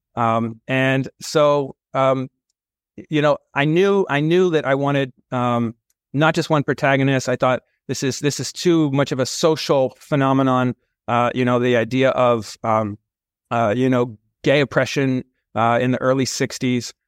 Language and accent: English; California, United States; moved away as an adult; also born or lived in San Francisco / Manhattan, New York City; now in New York City, United States; born in San Francisco, raised in and around California